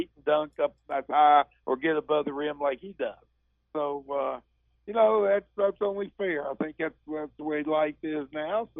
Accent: Mullens, West Virginia, United States; I'm from Mullen

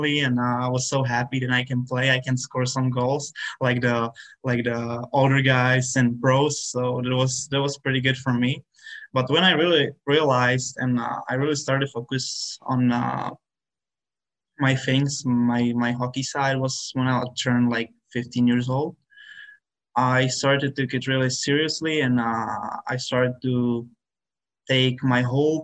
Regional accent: Czechia; moved away; my hometown and of my country

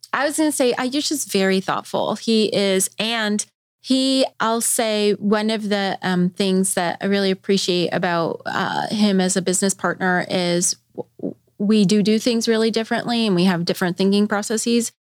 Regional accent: Colorado, United States; now in Bentonville, United States; I'm from Colorado

